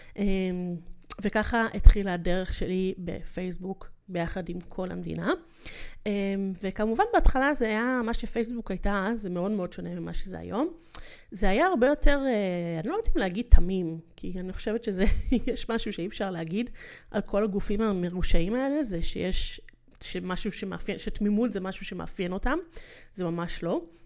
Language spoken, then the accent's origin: Hebrew; Ramat Gan / Yehud, Tel Aviv District, Israel; מכיתה ז', שזה מתי שעברתי אמ, לגור, אמ, עברנו מרמת גן ליהוד